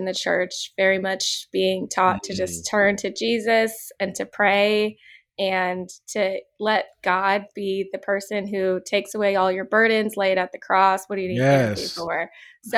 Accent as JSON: {"language": "English", "town": "Manassas", "region": "Virginia", "country": "United States", "tie": "born or raised there", "also_born_or_lived": "Georgia", "moved": "yes", "lives_now": "Los Angeles, United States", "said": "I grew up in Manassas, Virginia, which is like a smaller town."}